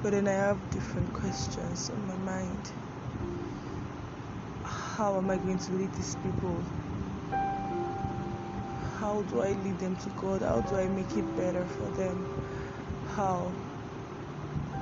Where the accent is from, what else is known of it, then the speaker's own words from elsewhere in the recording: Nigeria; I'm a Nigerian